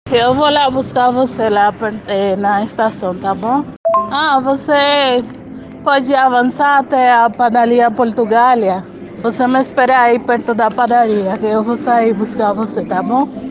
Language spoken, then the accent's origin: Portuguese; Haiti; Portuguese is a second language; moved away as an adult; also born or lived in Dominican Republic; now in Brazil; Eu sou de Tomasic.